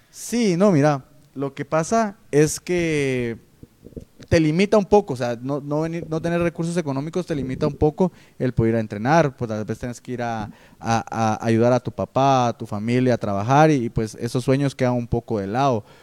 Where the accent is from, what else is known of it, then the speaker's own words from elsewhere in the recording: Guatemala; creo que lo olvidamos como típico Chapín y creo que es bueno volverlo a tocar para refrescar la memoria